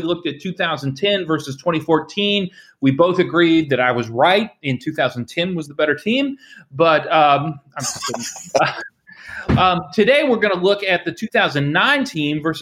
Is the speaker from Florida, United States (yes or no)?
no; near Mount Pleasant, Iowa, United States; moved away; right up the road from where I grew up in Mount Pleasant, Iowa, at Iowa Wesleyan College